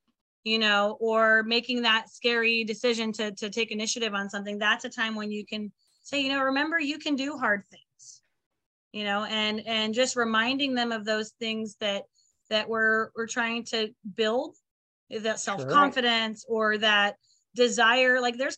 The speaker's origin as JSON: {"language": "English", "region": "California", "country": "United States", "said": "I'm from California, and I've been listening to … since I was in the womb"}